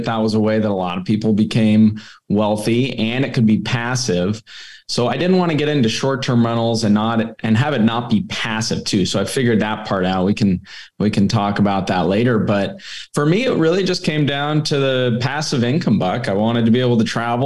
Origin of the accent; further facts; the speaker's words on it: California, United States; I'm from California originally